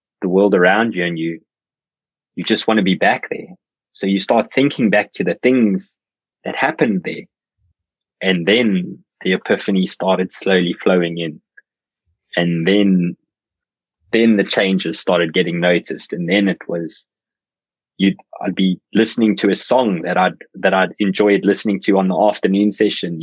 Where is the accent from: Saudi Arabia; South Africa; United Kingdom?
South Africa; I'm South African